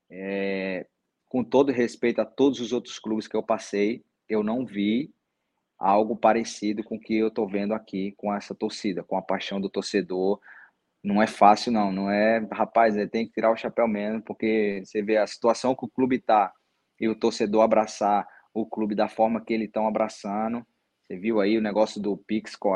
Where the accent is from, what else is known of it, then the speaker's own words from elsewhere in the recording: Northeast Region, Brazil; O outro clube era do Nordeste também, eu sou nordestino, eu conheço o futebol do Nordeste